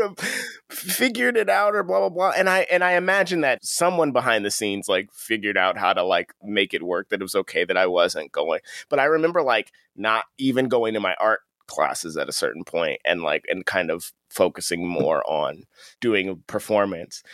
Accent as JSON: {"language": "English", "town": "Akron", "region": "Ohio", "country": "United States", "said": "I'm from Akron, which is the northeast area"}